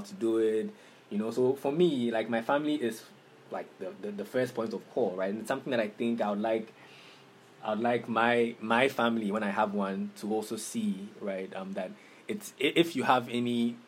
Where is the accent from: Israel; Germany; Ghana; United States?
Ghana; Takoradi, Western Region; moved away as an adult; also born or lived in Cape Coast, Ghana; now in Accra, Ghana; I grew up in Takoradi. I lived in Takoradi for the first about 18 years of my life